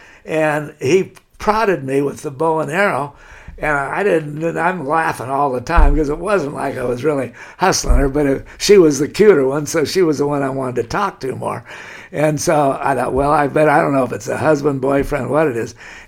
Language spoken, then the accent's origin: English; Laguna Beach, California, United States; how completely different it was from the way I grew up in Laguna Beach.